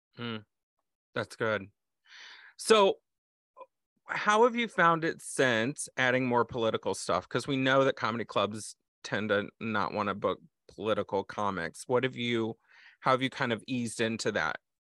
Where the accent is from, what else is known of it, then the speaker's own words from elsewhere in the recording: Texas, United States; moved away; as a Texan, former Texan